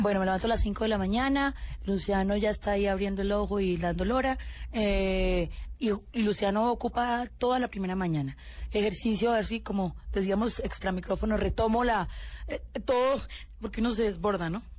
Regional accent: Colombia; soy una colombiana común y corriente

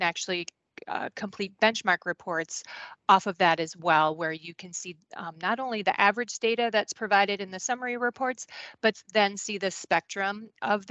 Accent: Goodhue, Minnesota, United States; I grew up on a dairy farm and a crop farm, I guess, in Goodhue, Minnesota

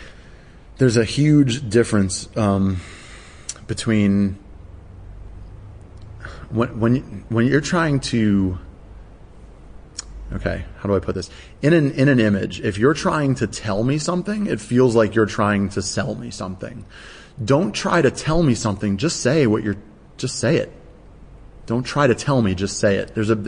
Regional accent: United States; now in Australia; I'm obviously American

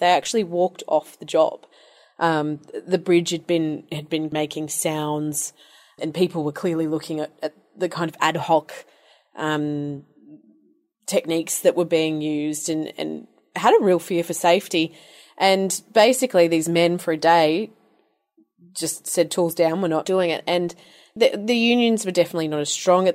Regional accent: Queensland, Australia; I'm from Queensland

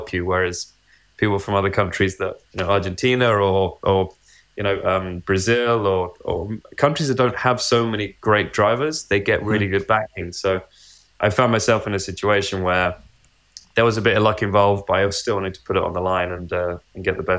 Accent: United Kingdom; especially, you know, being British, following British drivers through the ranks and through Williams and winning world championships.

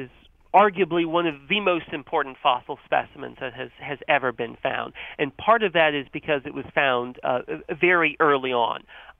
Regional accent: North Carolina, United States; So I grew up in North Carolina, and I had that same experience of seeing pileated woodpeckers outside

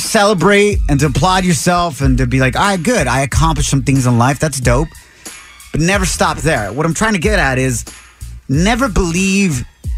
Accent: Santa Ana, California, United States; moved away as an adult; also born or lived in San Francisco / Dallas / New York; I grew up here in Southern California my whole life, Santa Ana and the IE

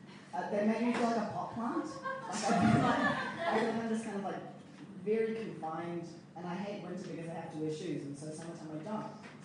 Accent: Stratford, Taranaki, New Zealand; also born or lived in United States / Cambodia; I was born in America. And I grew up in Cambodia, and then I Stratford in Taranaki.

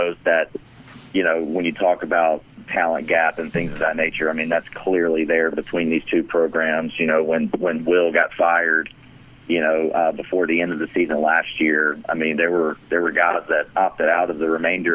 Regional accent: Montgomery, Alabama, United States; moved away as an adult; now in Columbia, United States; I grew up just right outside of Montgomery, Alabama.

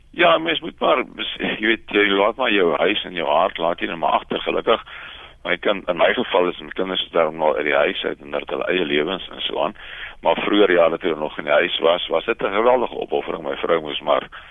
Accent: South Africa

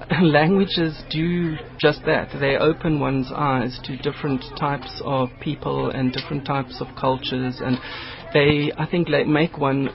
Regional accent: South Africa; as a South African, you know, people are shocked that because you, if I can put it this way, because you're a white person, that you can speak an African language.

